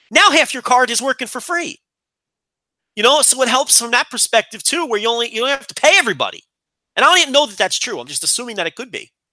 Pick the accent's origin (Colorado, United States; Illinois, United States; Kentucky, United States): Illinois, United States; Chicago; Well, we're both from Chicago.